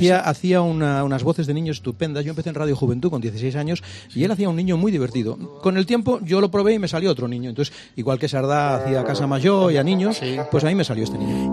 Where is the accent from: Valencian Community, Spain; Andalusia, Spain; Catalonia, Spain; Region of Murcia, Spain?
Catalonia, Spain; also born or lived in Barcelona; yo soy catalán